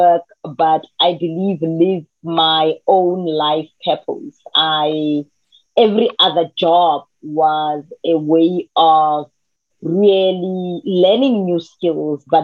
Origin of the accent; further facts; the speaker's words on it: South Africa; I come from Manzville, and my definition of myself is a girl from Manzville